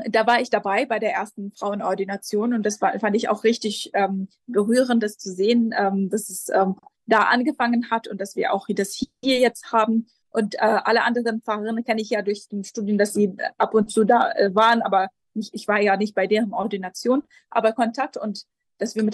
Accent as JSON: {"language": "German", "region": "Jerusalem", "country": "Palestine", "tie": "born or raised there", "also_born_or_lived": "Lebanon / Göttingen", "second_language": "German", "said": "Ich bin äh, hier in Jerusalem aufgewachsen und ähm, geboren und in der, in der, deutschen Schule hier an der Schmidt-Schule gegangen."}